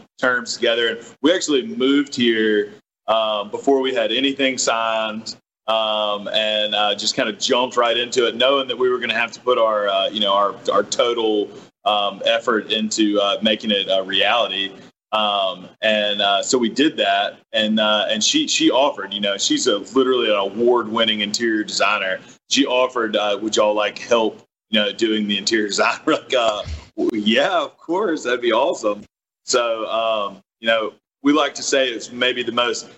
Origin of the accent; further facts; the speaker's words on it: McComb, Mississippi, United States; also born or lived in New Orleans / Birmingham / New York; I'm from Macomb